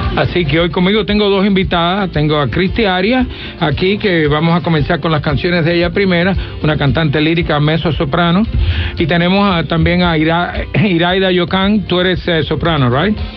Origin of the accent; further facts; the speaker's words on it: Pinar del Río, Cuba; yo soy de Pinatería, los pinareños